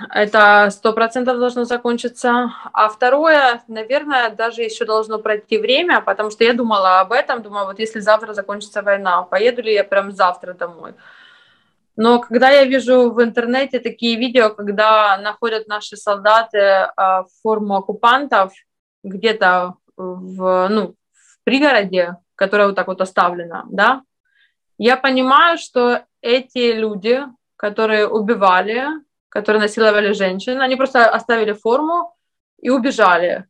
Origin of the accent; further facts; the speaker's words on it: Ukraine; moved away as an adult; now in Lithuania; я с Украины